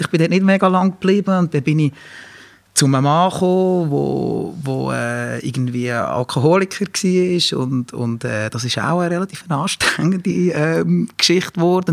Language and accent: German; Ennetbürgen, Nidwalden, Switzerland; ich bin ja in Ennenbürgen aufgewachsen